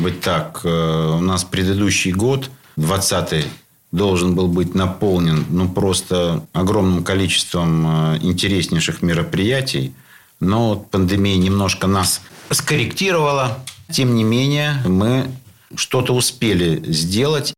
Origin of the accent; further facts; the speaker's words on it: Saint Petersburg, Russia; ленинградцы, петербуржцы